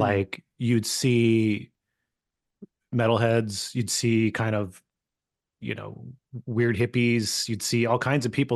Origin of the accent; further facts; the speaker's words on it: California, United States; I grew up in California